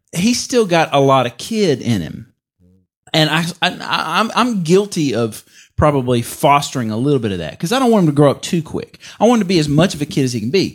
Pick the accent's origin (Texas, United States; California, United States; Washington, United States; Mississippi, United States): Mississippi, United States; I'm from Mississippi.